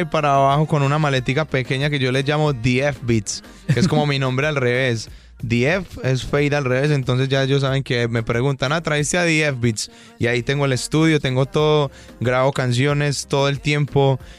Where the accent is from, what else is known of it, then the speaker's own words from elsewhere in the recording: Medellín, Antioquia, Colombia; accent: paisa; Yo nací y crecí en un barrio jugando fútbol en la calle